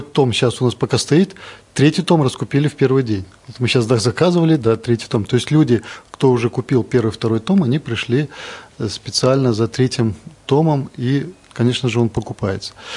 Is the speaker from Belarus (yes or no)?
yes; Belarus; Мы же белорусы, мы соседняя страна